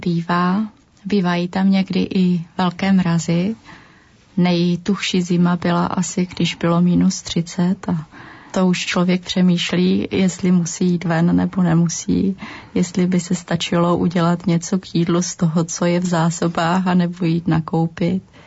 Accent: Czechia; moved away as an adult; also born or lived in Estonia; jsme přece jenom z Čech

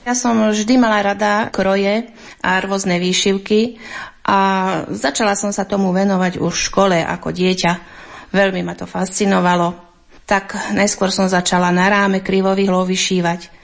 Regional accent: Hrochoť, Banská Bystrica Region, Slovakia; u nás na Hrochoti

